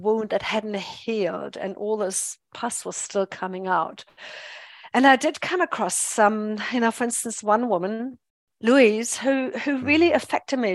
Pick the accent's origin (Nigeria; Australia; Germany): Germany; English is a second language; moved away as an adult; also born or lived in England / United States; now in New Zealand; I'm a born and bred German